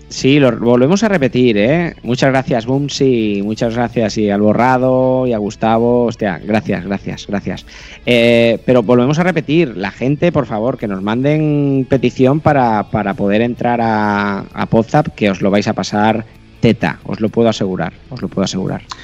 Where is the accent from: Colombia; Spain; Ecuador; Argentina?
Spain; Catalonia; yo como catalán